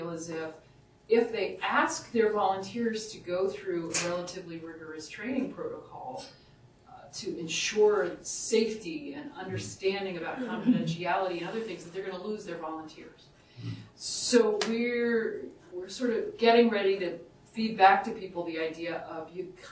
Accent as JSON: {"language": "English", "region": "Southern Virginia", "country": "United States", "tie": "born or raised there", "moved": "yes", "lives_now": "Upper Valley, United States", "said": "where I grew up in Southern Virginia"}